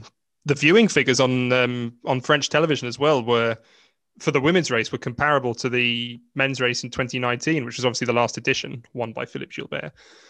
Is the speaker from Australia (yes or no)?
no; Ireland; I'm basically Irish myself anyway.